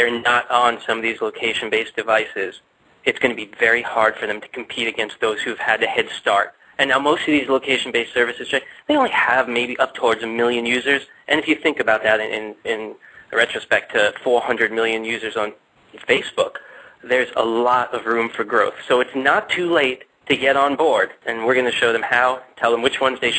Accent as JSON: {"language": "English", "region": "New York", "country": "United States", "moved": "yes", "lives_now": "Boca Raton, United States", "said": "I'm from Boca Raton, Florida, originally from New York"}